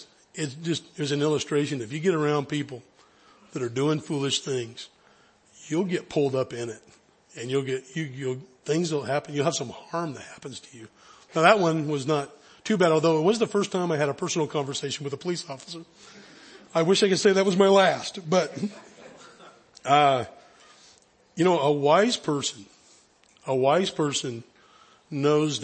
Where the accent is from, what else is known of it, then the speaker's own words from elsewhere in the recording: high Sierras, Northern California, United States; I grew up in Northern California up in the high Sierras